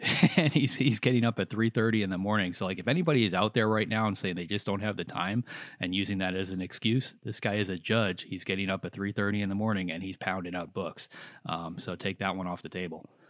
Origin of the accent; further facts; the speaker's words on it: near Chicago, Illinois, United States; growing up near Chicago